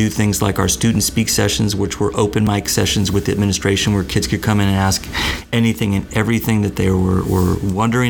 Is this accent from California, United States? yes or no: yes; Covina, California, United States; I'm Southern California born and bred. I was raised out in the San Gabriel Valley